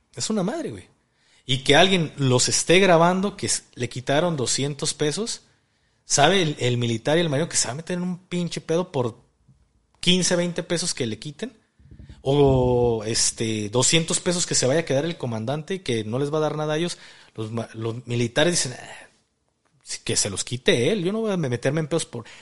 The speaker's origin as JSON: {"language": "Spanish", "country": "Mexico", "said": "como mexicanos"}